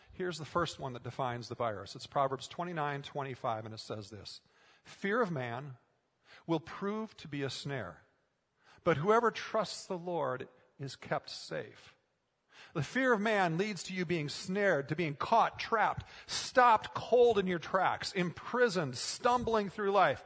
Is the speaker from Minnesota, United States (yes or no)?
yes; Minnesota, United States; moved away; Growing up in Minnesota, I spent a lot of time working on farms